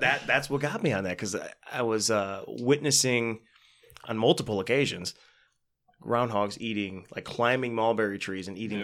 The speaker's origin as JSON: {"language": "English", "country": "United States", "tie": "born or raised there", "said": "I grew up in the Buchanan area, South mm-hmm. South County"}